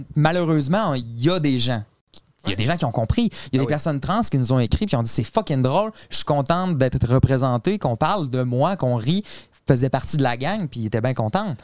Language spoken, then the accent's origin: French; Quebec City, Quebec, Canada; Mais non, nous, on vient euh, de Québec. On vient de la ville de Québec